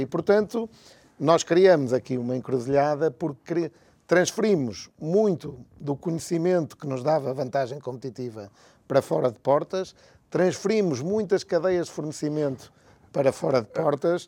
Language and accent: Portuguese; Porto, Norte, Portugal; eu sou do Porto